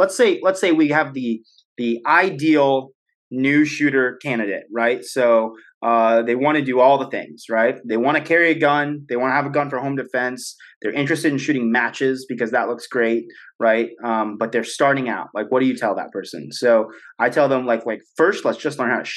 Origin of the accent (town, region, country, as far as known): United States